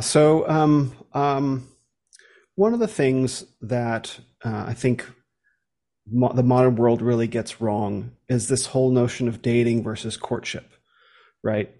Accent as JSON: {"language": "English", "country": "United States", "said": "coming from America"}